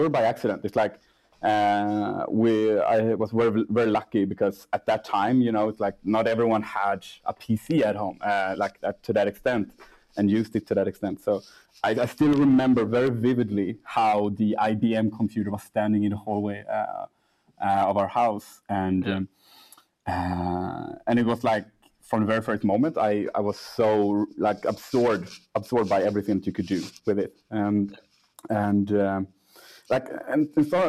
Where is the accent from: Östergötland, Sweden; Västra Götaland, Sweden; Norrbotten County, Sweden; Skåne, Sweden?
Västra Götaland, Sweden; Gothenburg; moved away as an adult; also born or lived in Cartagena, Colombia; now in Stockholm, Sweden; I'm raised in Gothenburg